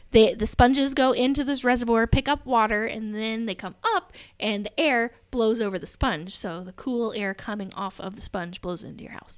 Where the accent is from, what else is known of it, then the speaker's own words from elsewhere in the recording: Alexandria, Indiana, United States; moved away as an adult; also born or lived in Reynoldsburg, Ohio / Dallas, Texas; So I grew up in Alexandria, Indiana, teeny tiny little town.